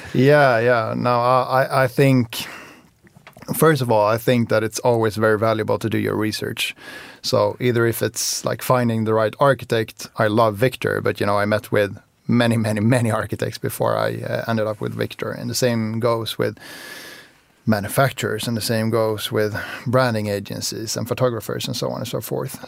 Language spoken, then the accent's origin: English; Spain; moved away; also born or lived in Sweden; I, I grew up in Spain as well. So, so I lived in Spain and then moved to Sweden